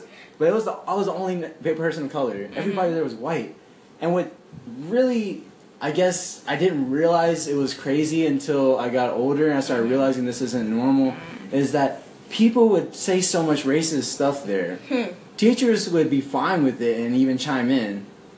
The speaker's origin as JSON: {"language": "English", "region": "Mississippi", "country": "United States", "tie": "born or raised there", "moved": "yes", "lives_now": "San Antonio, United States", "said": "I'm Chinese, but I had a very different experience, I feel like, than Judy did. Mm-hmm. I grew up in Mississippi."}